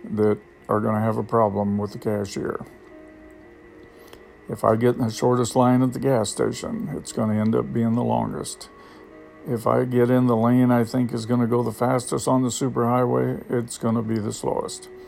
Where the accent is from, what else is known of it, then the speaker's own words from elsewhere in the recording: United States; now in Thailand; I have gotten much, much more patient than I used to be when I first got here because I came from America where everything is fast and time is money